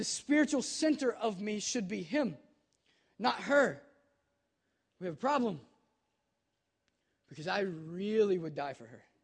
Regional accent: Kentucky, United States; now in Cincinnati, United States; I'm from Kentucky

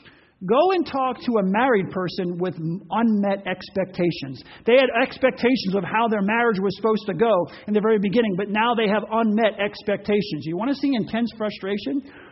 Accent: Ocean Grove, New Jersey, United States; Part of my growing up was in Ocean Grove, New Jersey, which bordered on Asbury Park.

